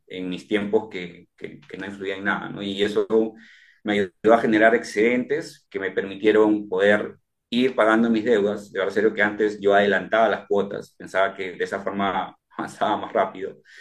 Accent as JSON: {"language": "Spanish", "town": "Chincha Alta", "region": "Ica", "country": "Peru", "moved": "yes", "lives_now": "Lima, Peru", "said": "Yo soy de provincia, eh, estoy, eh, yo soy de Chincha y vengo acá a Lima"}